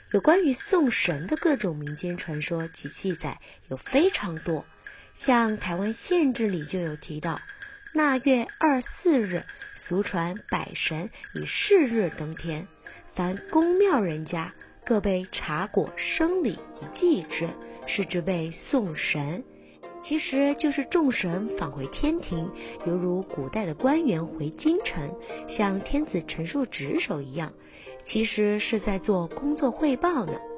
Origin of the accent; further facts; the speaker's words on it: Hunan, China; now in Taiwan; 祭拜灶神啊，在我们湖南老家可是很重要的。 记得小时候妈妈都会说